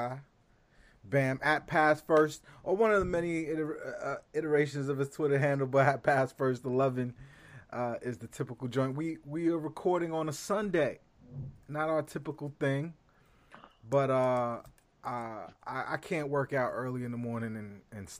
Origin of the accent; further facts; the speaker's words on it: New York City, New York, United States; also born or lived in California; I'm from Brooklyn.